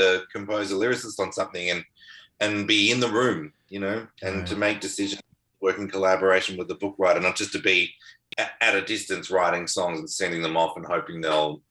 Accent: Melbourne, Victoria, Australia; moved away as an adult; the suburb I grew up in Melbourne, Mentone

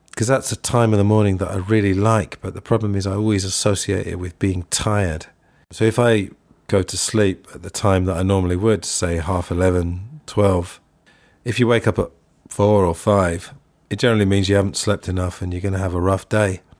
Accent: England, United Kingdom; I'm English.

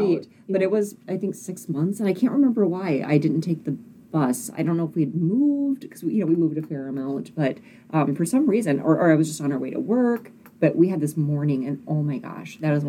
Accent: Alaska, United States; also born or lived in Fox, Alaska; I was born and raised in Alaska.

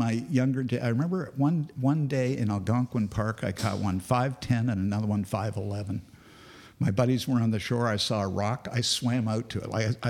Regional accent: Grand Cayman, Cayman Islands; When my family was growing up in Grand Cayman, the locals there called me the ….

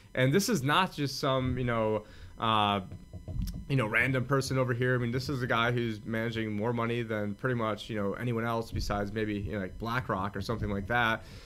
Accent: United States; I'm an American

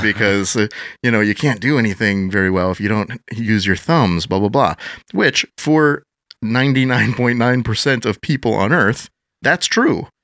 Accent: Madison, Wisconsin, United States; I grew up, uh, born and raised in Wisconsin, Madison area

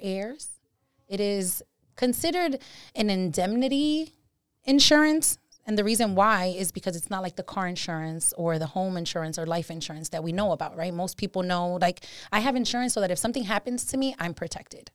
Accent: New York City, New York, United States; moved away as an adult; now in Hudson Valley, United States; Born and raised in the Bronx.

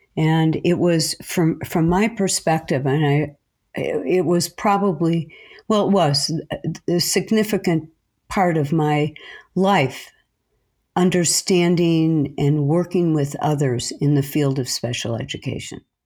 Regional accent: Chicago, Illinois, United States; I grew up in a small community in the north side of Chicago.

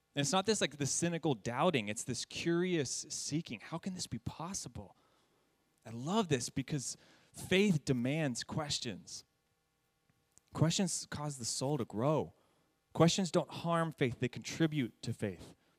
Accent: San Jacinto, California, United States; I grew up in San Jacinto

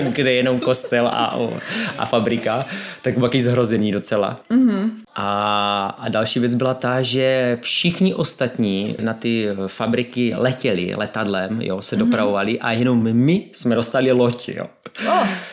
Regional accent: Czechia; Já jsem ze Severní Moravy

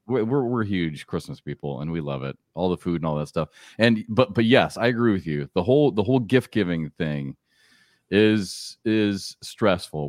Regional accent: Iowa, United States; I grew up in Iowa

